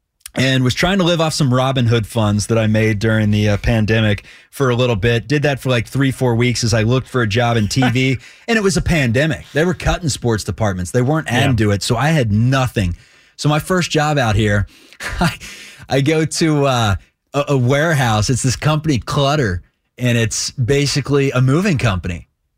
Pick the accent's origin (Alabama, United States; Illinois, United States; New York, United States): Alabama, United States; Dothan; I mean, I guess my hometown. I didn't live in, you know, the sexiest cities in the world. Dothan, Alabama, where it's so hot.